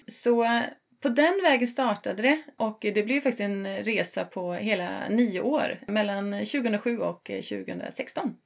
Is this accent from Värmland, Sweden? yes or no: yes; Sunne, Värmland, Sweden; also born or lived in northern Sweden / southern Sweden; now in Stockholm, Sweden; Jag är från eh, Sunne i eh, Värmland som ligger 6 mil norr om Karlstad